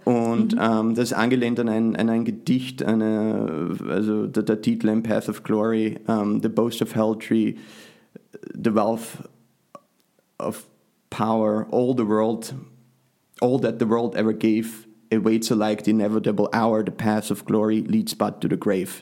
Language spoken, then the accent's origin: German; Austria; now in United States; trotzdem bin ich äh, natürlich Österreicher